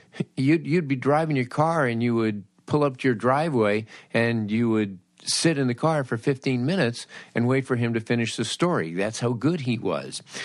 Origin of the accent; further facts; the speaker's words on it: Los Angeles, California, United States; I grew up in Los Angeles in the fifties and sixties